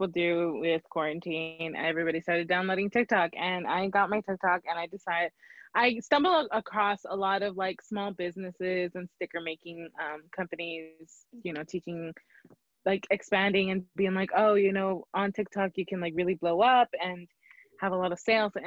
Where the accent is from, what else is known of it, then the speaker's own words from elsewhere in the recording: Los Angeles, California, United States; I am from Los Angeles, California